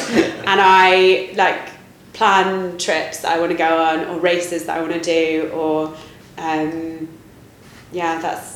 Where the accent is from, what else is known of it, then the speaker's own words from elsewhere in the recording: United Kingdom; I'm very British.